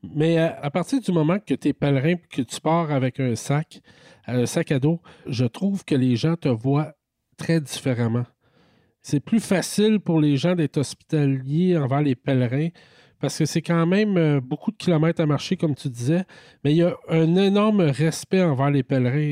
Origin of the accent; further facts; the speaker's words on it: Quebec, Canada; en tant que Québécois